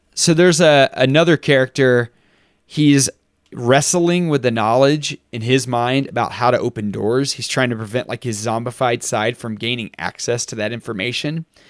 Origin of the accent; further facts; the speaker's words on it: Texas, United States; when you're growing up in Texas and you're six hundred miles from the ocean